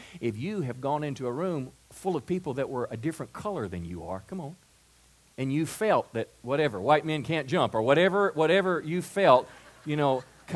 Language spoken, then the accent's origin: English; Mississippi, United States; moved away as an adult; also born or lived in California; I'm from Mississippi, and I'd meet people in California, and when I would tell them that I was from Mississippi